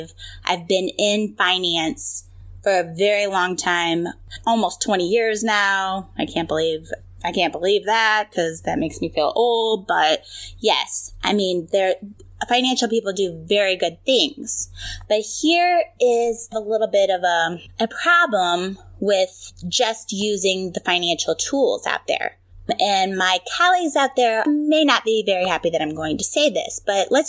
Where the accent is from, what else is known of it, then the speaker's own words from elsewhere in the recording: St. Louis, Missouri, United States; I'm from the St. Louis area, so home of the Blues